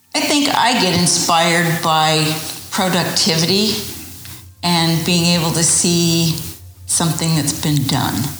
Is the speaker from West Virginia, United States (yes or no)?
no; Idaho, United States; also born or lived in Utah / St. Louis, Missouri / Buffalo, New York; now in Texas, United States; I was born and raised in Idaho